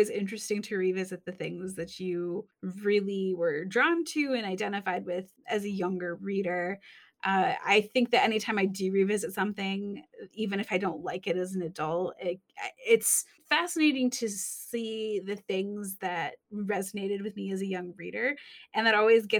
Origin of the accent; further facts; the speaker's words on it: Michigan, United States; I'm from Michigan